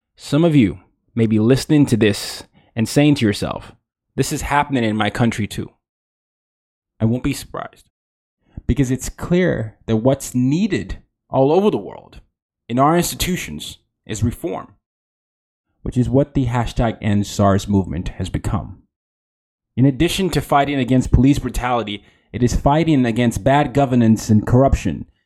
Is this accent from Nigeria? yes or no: yes; Nigeria; as a Nigerian